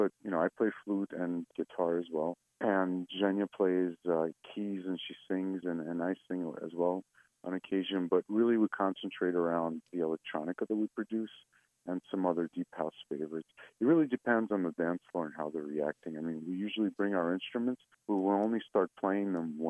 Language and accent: English; Saint Petersburg, Russia; English is a second language; now in United States; We're both from the Eastern Bloc. I myself originally from St. Petersburg, Russia, but I spent most of my life here in the States.